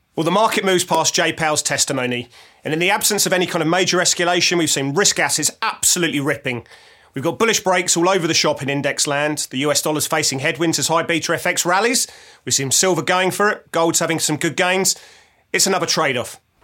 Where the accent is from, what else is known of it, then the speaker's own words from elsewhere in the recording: England, United Kingdom; I'm English